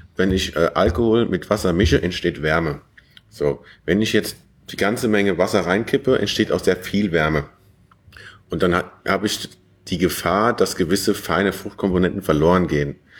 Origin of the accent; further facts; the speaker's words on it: Westerwald, Germany; moved away as an adult; also born or lived in Hohenheim / Weimar an der Lahn; ich komme ja gebürtig aus dem Westerwald